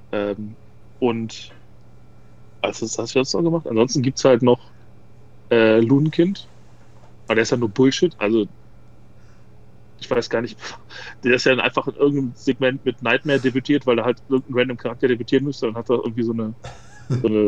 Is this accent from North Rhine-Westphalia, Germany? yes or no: yes; Duisburg, North Rhine-Westphalia, Germany; Duisburg, die beste Stadt Deutschlands.